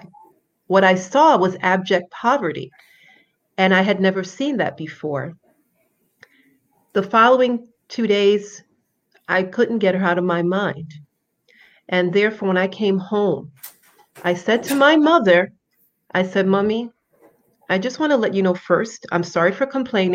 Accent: New York City, New York, United States; also born or lived in Haiti; I was born and raised in Brooklyn, New York. My parents are both from the beautiful island of Haiti

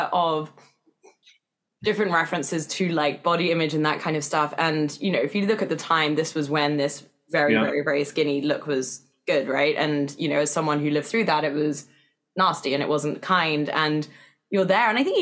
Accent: England, United Kingdom; accent: English; moved away as an adult; now in United States; me as an English person at the time

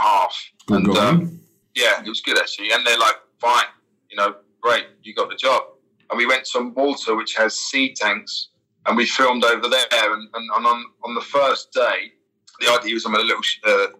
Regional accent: London, United Kingdom; moved away as an adult; where I'm from East London

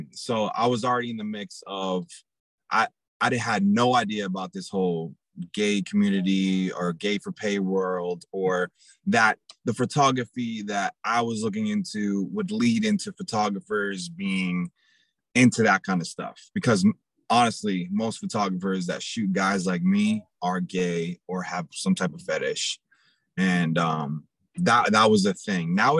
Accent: Portsmouth, New Hampshire, United States; also born or lived in New York; I happen to go to elementary school and middle school and high school in a place called Portsmouth, New Hampshire

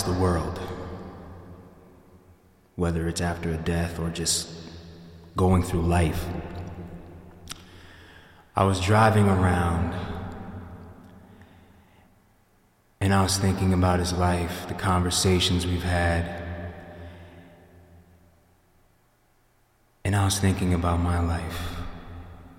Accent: Yonkers, New York, United States; I was born in Yonkers, New York, December 16th, 1992.

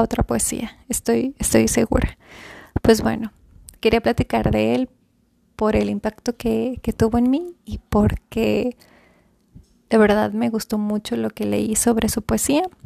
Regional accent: Monterrey, Nuevo León, Mexico; la ciudad en donde yo nací

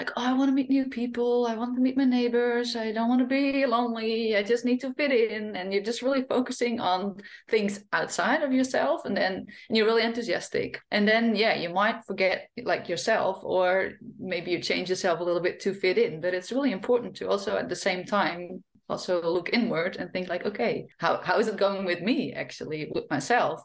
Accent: Friesland, Netherlands; first language Frisian; English is a second language; moved away as an adult; also born or lived in France / Australia; now in Spain; growing up in a Frisian family is that I grew up speaking Frisian, not Dutch at home

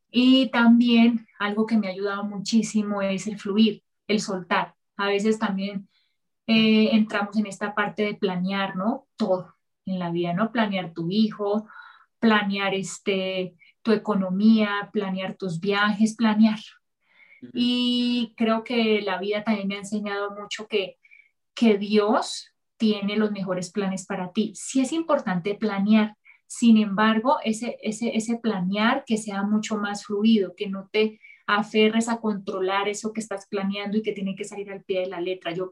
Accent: Colombia; Sí, soy colombiana.

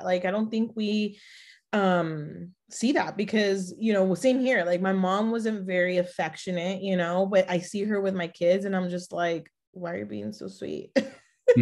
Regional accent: Los Angeles, California, United States; also born or lived in Mexico; now in San Antonio, United States; we were raised in Los Angeles

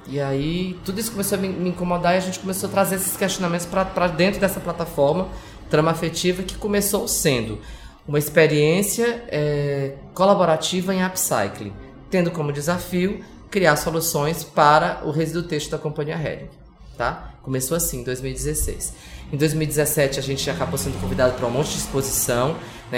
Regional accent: Ceará, Brazil; moved away as an adult; now in São Paulo, Brazil; sou do Ceará, moro em São Paulo há 26 anos

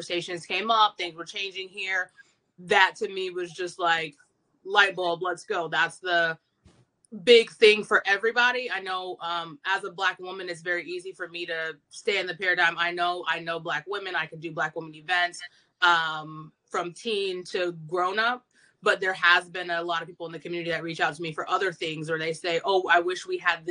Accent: Clarksville, Tennessee, United States; also born or lived in Knoxville, Tennessee; Not born and raised in Clarksville, but I've been here for a very long time. Middle school, high school, came back a while after college

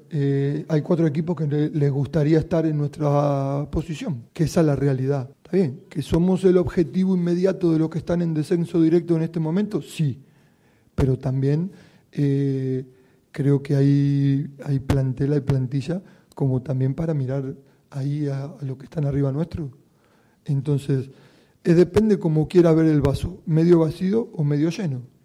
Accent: Málaga, Andalusia, Spain; somos nosotros los malagueños

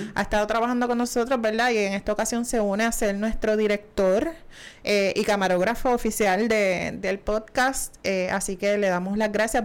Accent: Puerto Rico; estamos en Puerto Rico, ¿verdad? Así que somos dos puertorriqueños de pura cepa

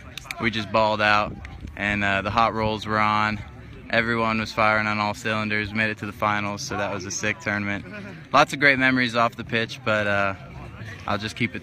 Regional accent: Marietta, Georgia, United States; moved away; I was born in Marietta and I'm from the southeast

